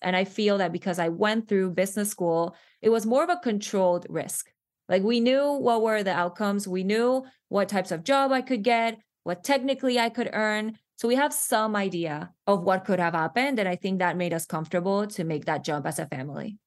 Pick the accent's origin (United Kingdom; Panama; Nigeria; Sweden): Panama; moved away as an adult; now in United States; I am from Panama. I was born and raised there.